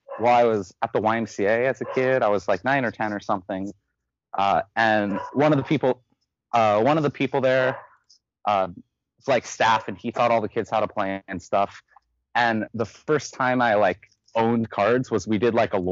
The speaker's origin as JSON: {"language": "English", "town": "Santa Rosa", "region": "California", "country": "United States", "said": "I'm from North Bay. I'm from Santa Rosa. It's about an hour north of SF"}